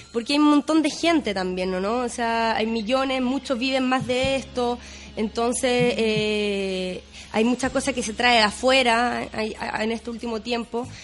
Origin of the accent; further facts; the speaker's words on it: Chile; also born or lived in Chaco, Argentina; me vine muy chiquitita acá en Chile y prácticamente crecí acá